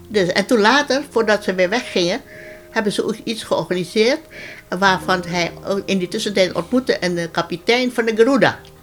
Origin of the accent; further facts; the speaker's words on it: Ambon, Maluku, Indonesia; moved away as an adult; now in Netherlands; ik ben geboren in Ammen en ik woonde daar